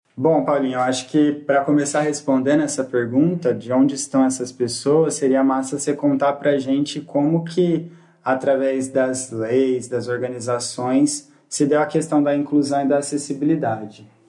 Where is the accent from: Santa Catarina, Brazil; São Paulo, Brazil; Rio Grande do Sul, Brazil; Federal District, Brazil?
São Paulo, Brazil; Presidente Prudente; também sou daqui de Presidente Prudente